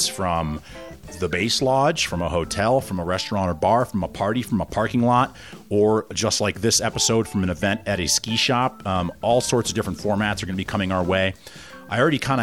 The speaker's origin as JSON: {"language": "English", "town": "Boulder", "region": "Colorado", "country": "United States", "tie": "born or raised there", "also_born_or_lived": "Vermont", "moved": "as an adult", "said": "I grew up in Boulder"}